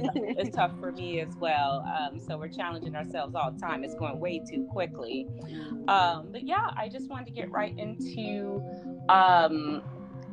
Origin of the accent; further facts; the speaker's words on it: Chicago, Illinois, United States; my hometown of Chicago